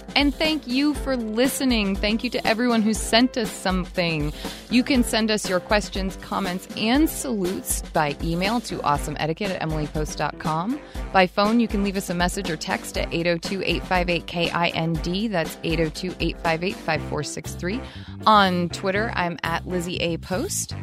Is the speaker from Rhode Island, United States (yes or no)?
no; Vermont, United States; I'm not in Vermont, I'm not in my home state